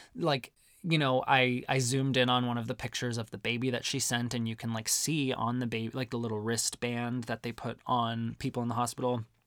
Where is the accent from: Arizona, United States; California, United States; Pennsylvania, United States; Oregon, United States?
Arizona, United States; growing up in Arizona